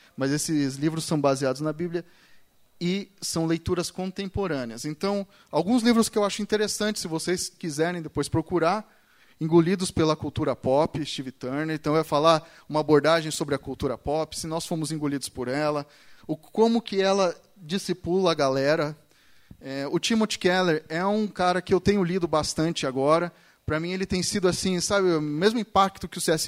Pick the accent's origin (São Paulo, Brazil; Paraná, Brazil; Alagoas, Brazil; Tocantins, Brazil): São Paulo, Brazil; now in Curitiba, Brazil; eu cresci na igreja, eu cresci na igreja, eu nasci na igreja, né, em São Paulo